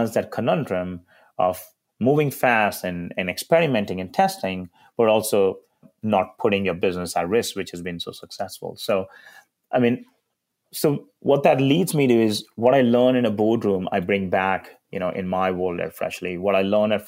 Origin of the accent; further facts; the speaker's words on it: India; now in United States; a kid growing up in India